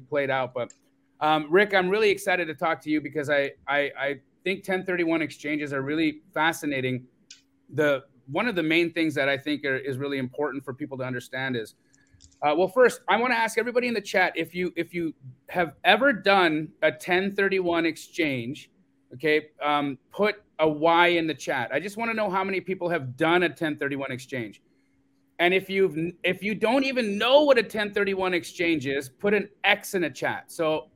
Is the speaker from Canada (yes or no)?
yes; Calgary, Alberta, Canada; moved away; I'm a dual citizen. I grew up in Calgary, Alberta.